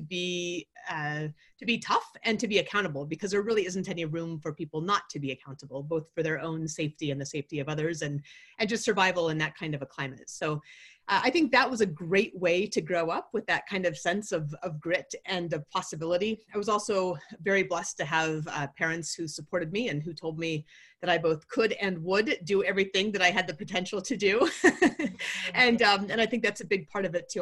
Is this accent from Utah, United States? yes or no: no; Anchorage, Alaska, United States; I grew up in Anchorage, Alaska